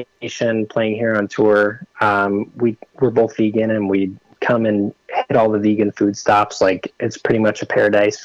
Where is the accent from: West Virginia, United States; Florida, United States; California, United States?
California, United States; Redding; moved away as an adult; now in Portland, United States; I'm originally from Redding, California